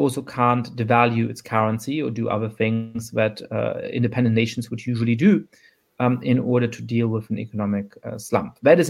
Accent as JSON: {"language": "English", "country": "Germany", "tie": "born or raised there", "said": "an aspiration that I believed in when I was growing up in Germany and other countries"}